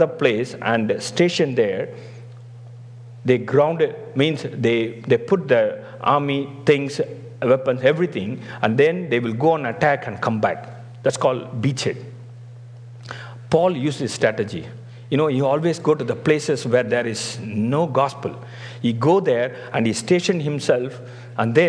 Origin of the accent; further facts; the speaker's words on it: Tamil Nadu, India; moved away as an adult; also born or lived in Gujarat / Singapore; I was from South India, that is Tamil Nadu